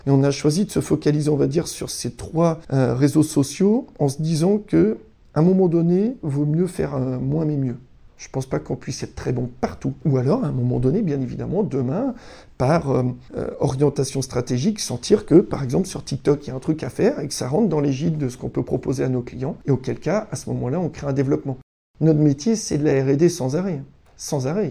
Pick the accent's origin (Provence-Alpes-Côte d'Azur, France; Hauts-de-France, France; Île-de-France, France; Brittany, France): Brittany, France; Breton; on est breton